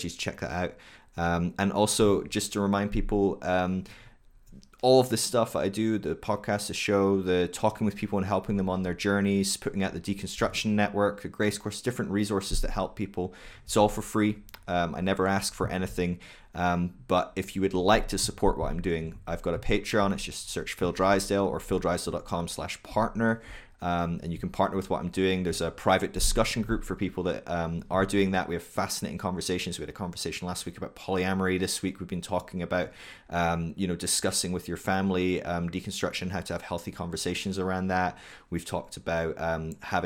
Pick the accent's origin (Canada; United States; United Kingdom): United Kingdom; I'm British